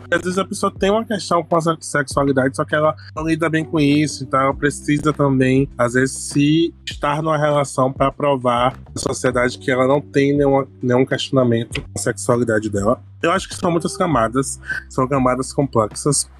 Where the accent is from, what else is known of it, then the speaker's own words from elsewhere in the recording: Bahia, Brazil; eu sou baiano